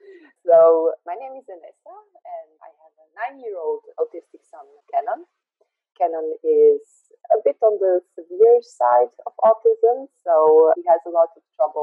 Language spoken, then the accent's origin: English; Bosnia & Herzegovina; moved away as an adult; now in Netherlands; We are originally from Bosnia, Bosnia-Herzegovina. It's a very small country on the southeast of Europe. But we live in the Netherlands for 8 years now, since 2012